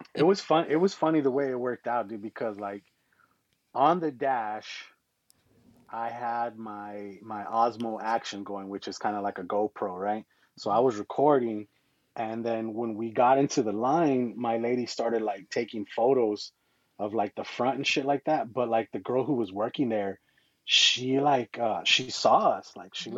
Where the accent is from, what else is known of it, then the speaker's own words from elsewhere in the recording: Arizona, United States; we're from Arizona